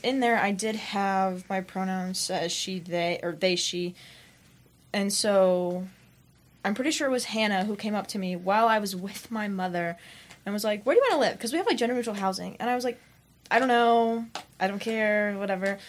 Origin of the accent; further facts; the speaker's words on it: Salina, Kansas, United States; I'm from Salina, Kansas.